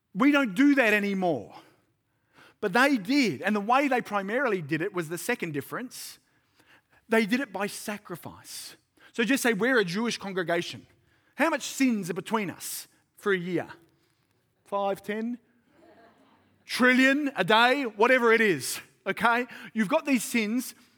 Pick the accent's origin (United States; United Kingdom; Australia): Australia; Sydney, New South Wales; moved away as an adult; now in Central Coast, Australia; I'm from Sydney